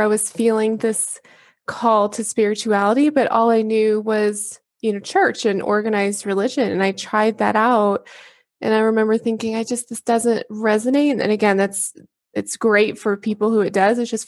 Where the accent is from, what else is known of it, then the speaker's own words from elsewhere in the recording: Texas, United States; I grew up in Texas as well.